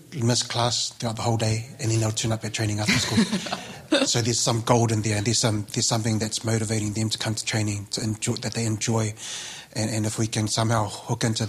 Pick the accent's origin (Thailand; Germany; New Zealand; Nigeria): New Zealand; Auckland; Being Samoan, growing up in South Auckland, going to King's College on a scholarship